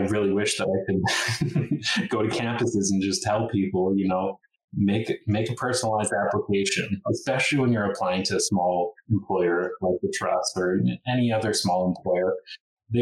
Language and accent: English; Logan Lake, British Columbia, Canada; also born or lived in Kamloops; now in Nelson, Canada; I also grew up in a very small town. So I come from Logan Lake, so town of 2,000.